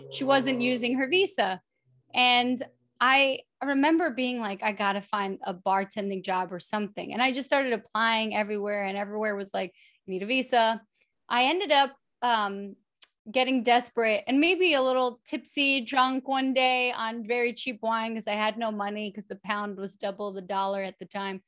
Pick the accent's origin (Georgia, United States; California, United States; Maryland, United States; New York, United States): New York, United States; New York City; moved away as an adult; also born or lived in London / Los Angeles; I'm from The Bronx. I went to public school in The Bronx